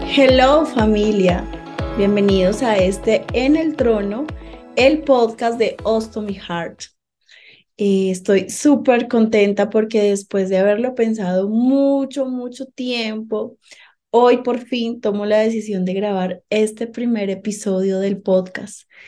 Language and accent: Spanish; Medellín, Antioquia, Colombia; moved away as an adult; now in Bogotá, Colombia; Soy colombiana de Medellín, Antioquia, pero hace 11 años vine a vivir acá a la ciudad de Bogotá